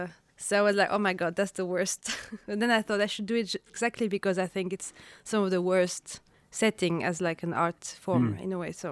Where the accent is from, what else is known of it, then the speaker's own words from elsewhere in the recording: Paris, Île-de-France, France; now in Oslo, Norway; I grew up in Paris, in France, and my parents are both from Algeria.